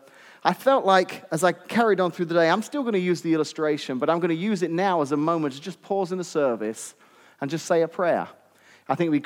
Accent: England, United Kingdom; moved away as an adult; now in Washington, United States; I'm actually from England originally.

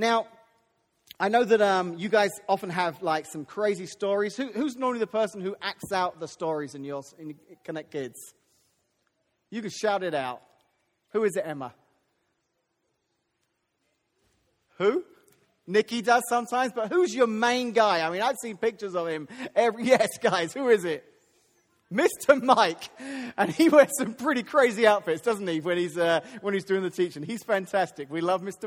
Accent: United Kingdom; moved away; I'm British

